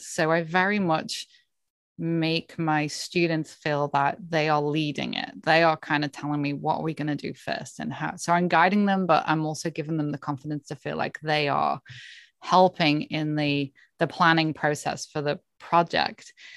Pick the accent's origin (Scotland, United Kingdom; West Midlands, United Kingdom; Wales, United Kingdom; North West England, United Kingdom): North West England, United Kingdom; Cheshire; moved away as an adult; now in Canada; I was born and grew up in, um, Cheshire in the U K, in England